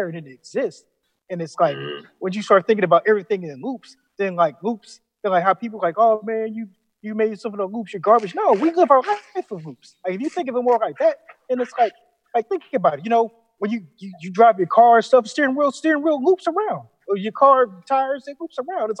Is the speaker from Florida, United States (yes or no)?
yes; Florida, United States; I'm from Florida